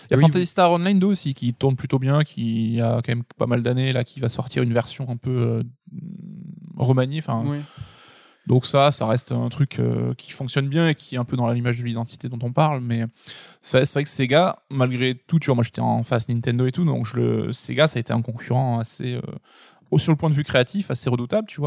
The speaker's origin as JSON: {"language": "French", "region": "Centre-Val de Loire", "country": "France", "said": "du Berry. PlayStation Mag."}